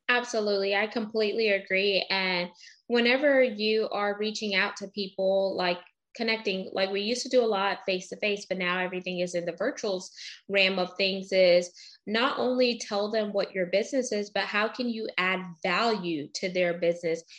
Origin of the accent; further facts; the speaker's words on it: Houston, Texas, United States; also born or lived in Baytown; I grew up in Baytown for a little bit until we moved to Houston